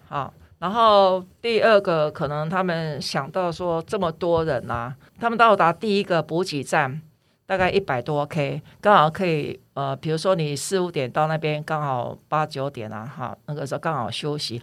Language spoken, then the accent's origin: Chinese; Taiwan; 我来自台湾